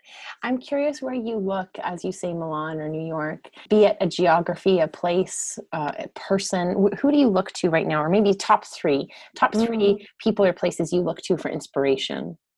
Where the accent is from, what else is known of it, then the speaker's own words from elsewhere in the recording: Ontario, Canada; now in Vancouver, Canada; I'm from Ontario myself